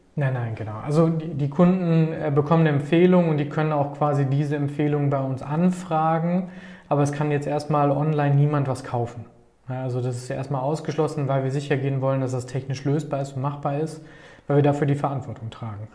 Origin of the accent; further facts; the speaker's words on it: Paderborn, North Rhine-Westphalia, Germany; hier geboren und aufgewachsen in Paderborn